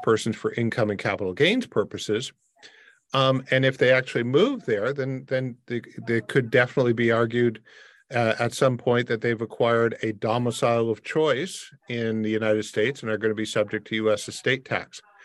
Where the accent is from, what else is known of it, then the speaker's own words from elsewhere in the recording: Windsor, Ontario, Canada; I grew up in a border city. I grew up in Windsor across from Detroit